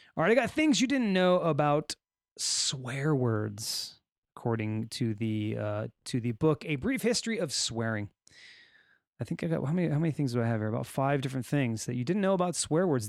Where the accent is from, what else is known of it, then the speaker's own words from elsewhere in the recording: California, United States; accent: Californian; I'll just stick with my regular Californian accent.